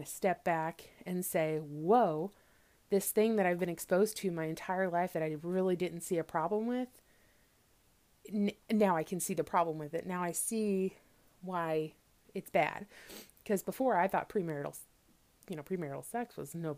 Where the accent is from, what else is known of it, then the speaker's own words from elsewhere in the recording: Missouri, United States; I grew up in Missouri, in the middle of the U.S.